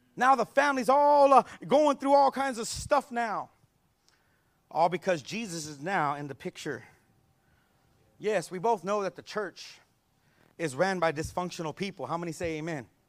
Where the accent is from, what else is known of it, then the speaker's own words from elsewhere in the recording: San Antonio, Texas, United States; I grew up here in San Antonio